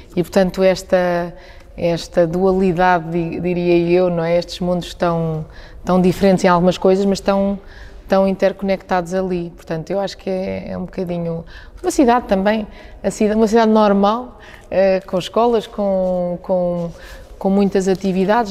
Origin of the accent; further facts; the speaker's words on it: Centro, Portugal; also born or lived in Coimbra; foi verdadeiramente a cidade onde eu nasci, depois vim viver para Agda eh, com os meus pais